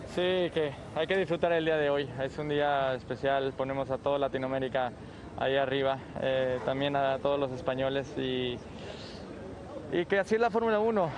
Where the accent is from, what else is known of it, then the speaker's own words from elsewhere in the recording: Mexico; mi país